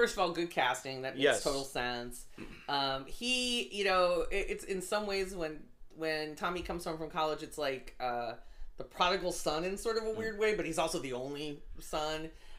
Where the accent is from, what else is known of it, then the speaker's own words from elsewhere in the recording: Detroit, Michigan, United States; Because we're both from Detroit